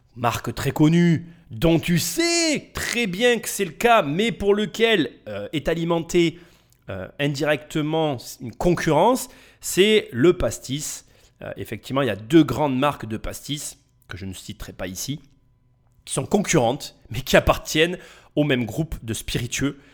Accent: France; on est dans ce pays

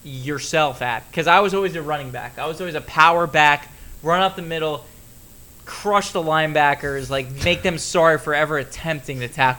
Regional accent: South Florida, United States; growing up in South Florida, I was a massive Miami Hurricanes fan.

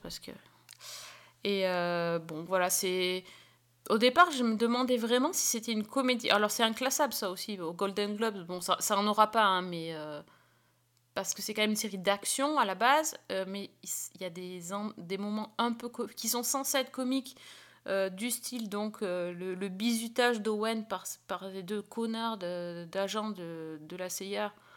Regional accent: France; chez nous en France

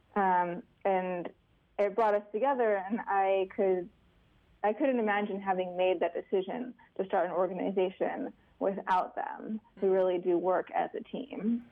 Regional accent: Alaska, United States; I'm from Alaska

